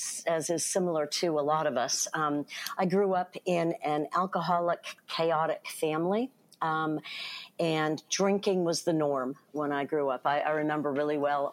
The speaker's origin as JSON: {"language": "English", "area": "Bay Area near San Francisco", "region": "California", "country": "United States", "tie": "born or raised there", "said": "I grew up in the Bay Area near San Francisco."}